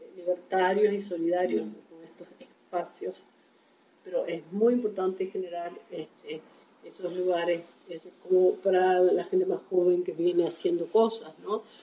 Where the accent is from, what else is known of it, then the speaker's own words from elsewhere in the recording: Argentina; somos argentinos